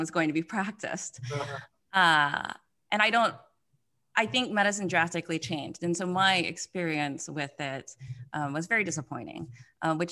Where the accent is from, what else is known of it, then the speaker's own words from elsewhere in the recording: Mississippi, United States; I'm from Mississippi, so born and raised in Mississippi, which is the poorest state in the United States